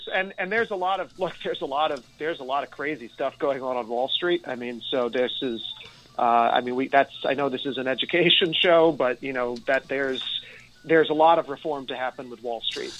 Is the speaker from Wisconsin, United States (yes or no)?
no; Nyack, New York, United States; I grew up in Nyack